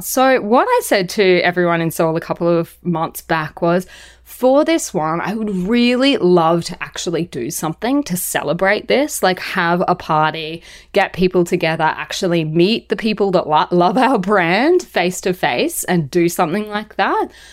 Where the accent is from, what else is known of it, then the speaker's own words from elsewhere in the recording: Australia; being Australian